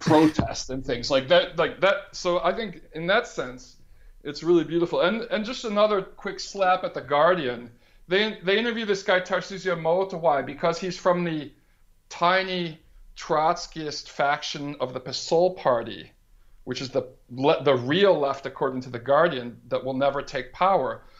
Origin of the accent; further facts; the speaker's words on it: United States; now in Brazil; as an American citizen in Brazil